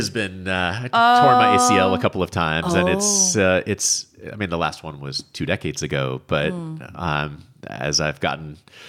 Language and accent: English; New England, United States; growing up in New England, it's a thing that we do every summer, usually with fresh corn out of the fields there.